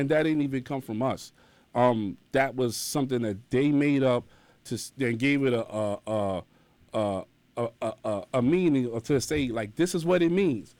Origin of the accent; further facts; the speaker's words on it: New York City, New York, United States; also born or lived in Bronx; I was born in Harlem